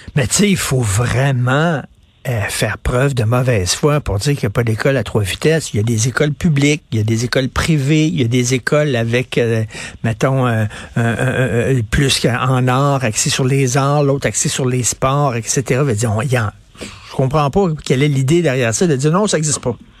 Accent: Montreal, Quebec, Canada; je viens de Verdun, euh, près de Pointe-Saint-Charles. Je viens d'un milieu très modeste

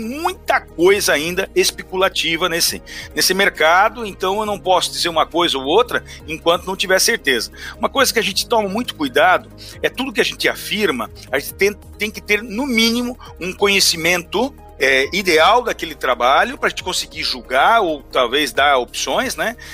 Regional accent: Brazil; nós como brasileiros

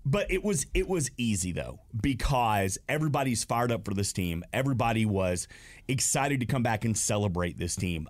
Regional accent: Smyrna, Georgia, United States; I was born and raised here in Smyrna

